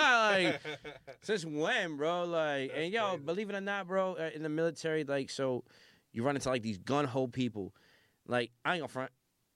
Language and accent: English; Bay Shore, New York, United States; also born or lived in Las Vegas, Nevada; I was all Bayshore growing up